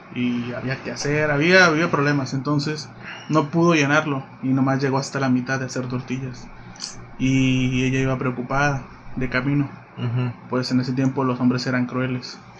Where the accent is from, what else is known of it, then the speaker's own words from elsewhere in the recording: Domingo Arenas, Puebla, Mexico; now in Cabo San Lucas, Mexico; soy originario de Puebla, específicamente de un municipio, de un municipio llamado Domingo Arenas